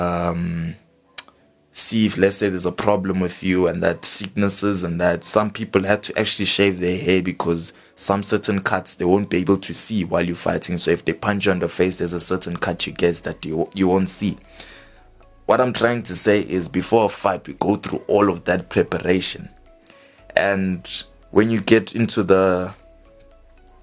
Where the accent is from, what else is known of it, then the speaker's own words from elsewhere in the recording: Johannesburg, Gauteng, South Africa; we're from Johannesburg South